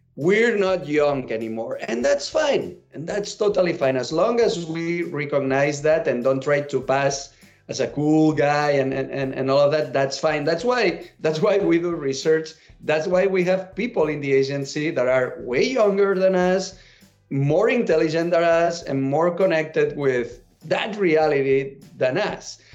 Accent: Catalonia, Spain; English is a second language; moved away as an adult; now in United States; I'm a catalan and I moved to the US 10 years ago

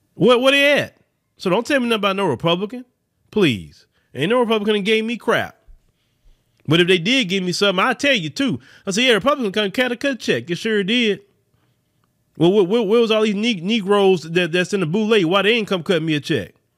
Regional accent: United States

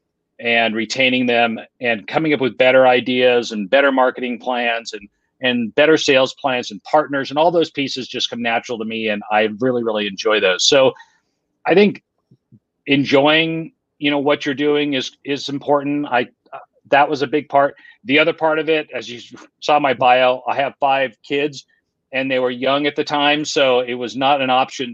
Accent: Lake Tahoe, California, United States; now in Utah, United States; I grew up in another pretty place. I grew up in Lake Tahoe, California.

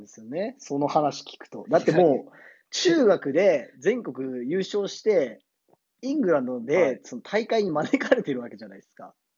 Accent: Tokyo, Japan; moved away as an adult; now in Tokachi, Japan; 僕東京出身で、で今十勝住んでるんですけど

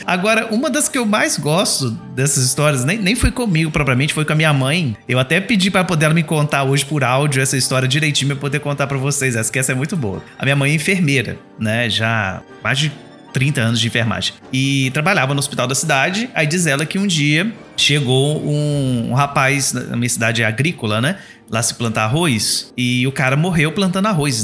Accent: Palma, Minas Gerais, Brazil; A minha cidade, como disse, eu sou do interior de Minas Gerais, uma cidadezinha chamada Palma, tem 5 mil habitantes só.

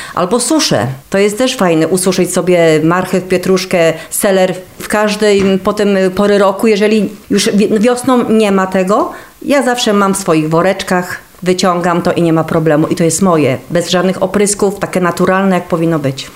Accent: Kosznajderia, Kuyavian-Pomeranian Voivodeship, Poland; Jeżeli chodzi o kosznajderię, to urodziłam się tutaj w tych stronach

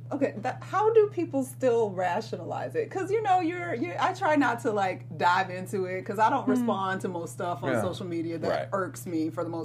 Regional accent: Atlanta, Georgia, United States; moved away; I'm from Atlanta.

